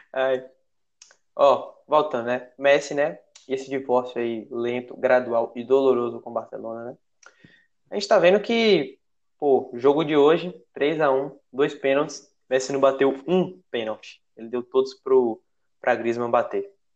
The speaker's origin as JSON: {"language": "Portuguese", "town": "Feira de Santana", "region": "Bahia", "country": "Brazil", "tie": "born or raised there", "said": "eu sou de, natural de Feira de Santana"}